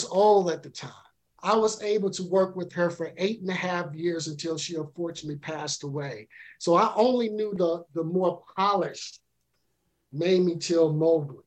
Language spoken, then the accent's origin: English; Louisiana, United States; now in New York City, United States; I'm originally from Louisiana